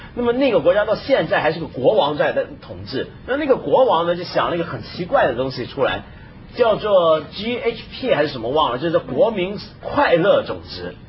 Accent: China; 我们中国人厨房不都是用抹布吗

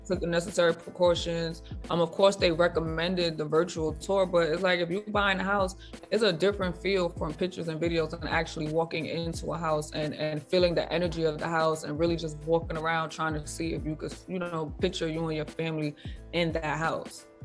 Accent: New York, United States; moved away; I'm from New York

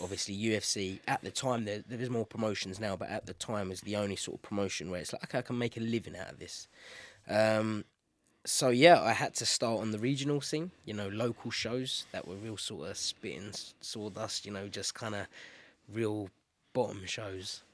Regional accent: London, United Kingdom; London, my hometown

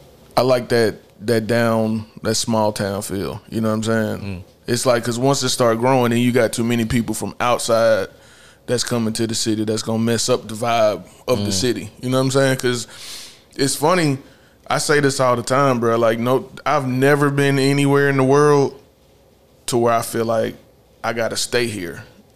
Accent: Charlotte, North Carolina, United States; Side from birth to death. You feel me?

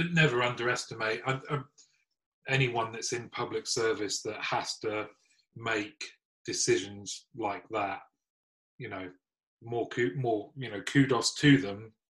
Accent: United Kingdom; as British people

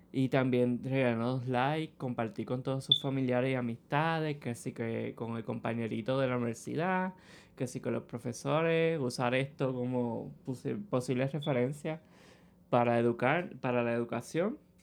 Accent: Ponce, Puerto Rico; moved away as an adult; now in San Juan, Puerto Rico; soy de Ponce. Vine acá a estudiar a San Juan

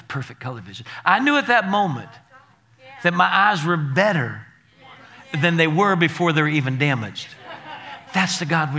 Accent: Naples, Florida, United States; moved away as an adult; now in Alabama, United States; I was from Naples, Florida, and I came to Alabama here

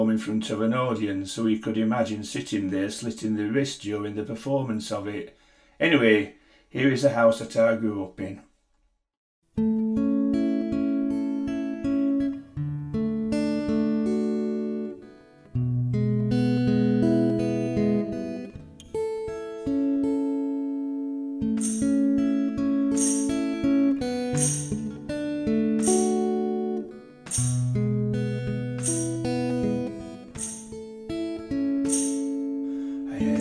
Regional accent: Sheffield, Yorkshire and the Humber, United Kingdom; now in Scotland, United Kingdom; I'm now based in a little village in Scotland, but I'm originally from Sheffield in England

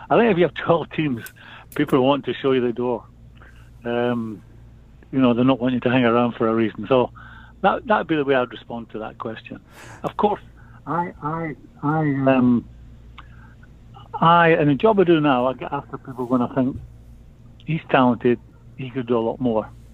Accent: Edinburgh, Scotland, United Kingdom; I'm from Edinburgh

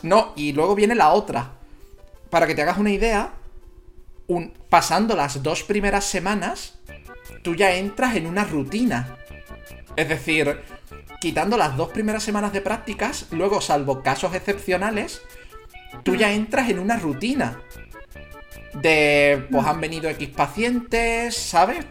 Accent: Jerez de la Frontera, Andalusia, Spain; soy gaditano, soy de Jerez de la Frontera

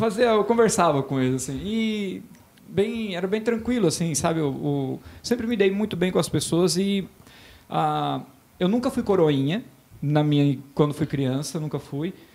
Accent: Botuverá, Santa Catarina, Brazil; eu sou natural de Botuverá, hoje uma cidade praticamente de 5 mil habitantes mas que eu amo de paixão

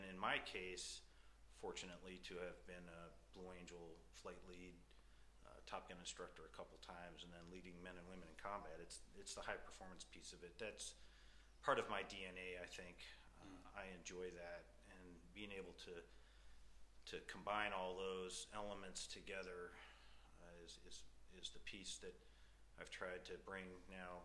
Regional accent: Orchard Park, New York, United States; I'm from the United States, grew up south of Buffalo, New York, in a place called Orchard Park

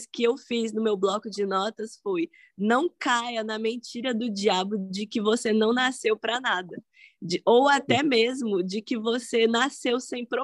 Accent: Salvador, Bahia, Brazil; Eu sou daqui do Brasil, sou de Salvador, ah, Bahia.

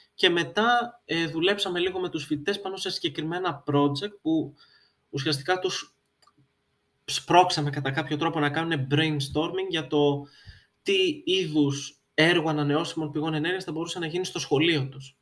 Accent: Greece; είμαι Έλληνας

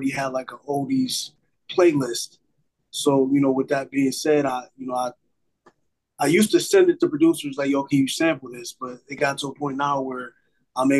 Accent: Buffalo, New York, United States; growing up in Buffalo, you know, it was just pretty much I'm a product of my environment

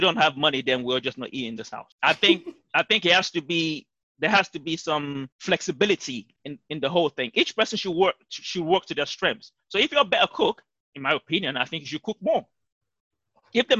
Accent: Nigeria; we are both Nigerians and we grew up in African homes

